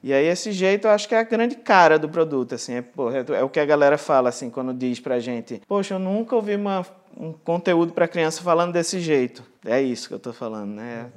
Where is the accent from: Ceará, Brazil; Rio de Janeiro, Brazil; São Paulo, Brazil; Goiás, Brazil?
Rio de Janeiro, Brazil; Angra dos Reis; Nasci em Angra dos Reis